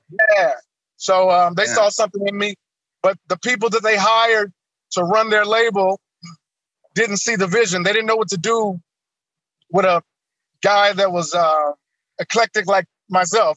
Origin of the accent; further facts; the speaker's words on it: Kansas City, Missouri, United States; I grew up here in Kansas City, Missouri, Wayne Minor Projects